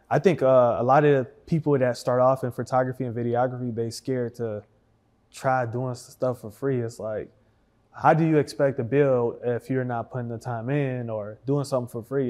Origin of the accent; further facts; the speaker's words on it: Detroit, Michigan, United States; now in Dallas, United States; I'm from Detroit.